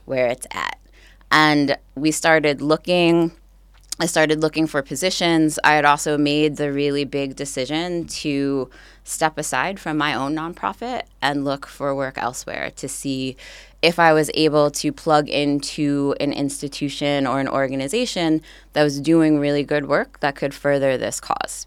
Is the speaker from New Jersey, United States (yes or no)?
yes; Montclair, New Jersey, United States; moved away; I grew up in a place called Montclair